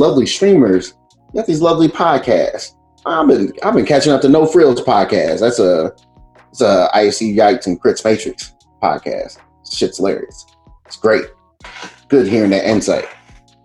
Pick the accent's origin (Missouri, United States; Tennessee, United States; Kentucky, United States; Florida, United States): Missouri, United States; St. Louis; now in Chicago, United States; I currently live in Chicago, even though I am from St. Louis